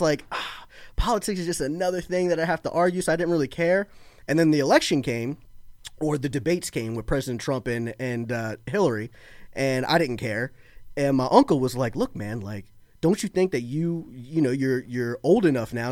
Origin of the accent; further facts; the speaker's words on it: Florida, United States; moved away as an adult; also born or lived in Baltimore, Maryland; now in outside Philadelphia, United States; I lived in Florida, like, almost all my life